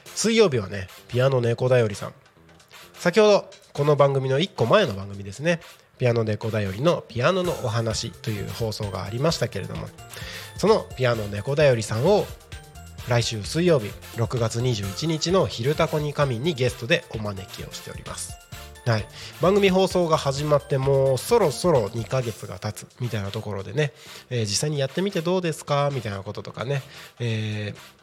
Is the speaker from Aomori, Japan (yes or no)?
yes; Takko, Aomori, Japan; moved away; 自分の生まれ育った青森県田子町